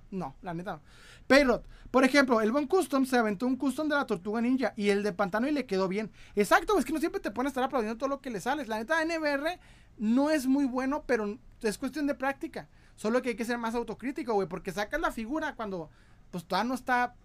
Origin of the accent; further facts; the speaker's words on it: Ciudad Juárez, Chihuahua, Mexico; yo soy de Ciudad Juárez.